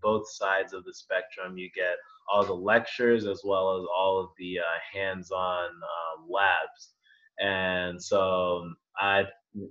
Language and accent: English; Virginia, United States; moved away as an adult; now in Rochester, United States; I grew up, born and raised in Virginia